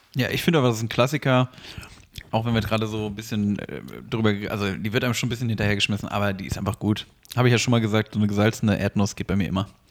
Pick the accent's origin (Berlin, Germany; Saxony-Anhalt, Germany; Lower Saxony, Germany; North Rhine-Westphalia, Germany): Lower Saxony, Germany; Wennigsen; moved away; also born or lived in Usingen; aus Hannover raus wieder nach Wenigsen, da wo ich aufgewachsen bin